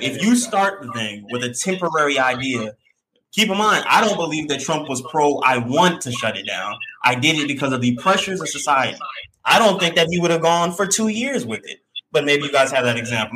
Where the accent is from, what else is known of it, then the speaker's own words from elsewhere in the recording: the South, United States; I'm just young, black, played sports, masculine, and I grew up in the South.